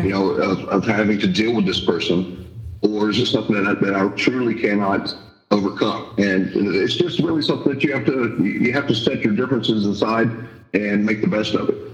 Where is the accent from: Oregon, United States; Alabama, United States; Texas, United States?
Texas, United States; Houston; I grew up in Houston